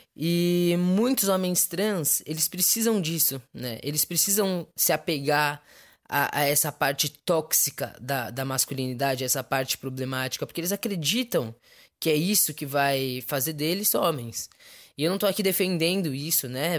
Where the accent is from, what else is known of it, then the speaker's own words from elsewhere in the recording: São Paulo, Brazil; sou de São Paulo, capital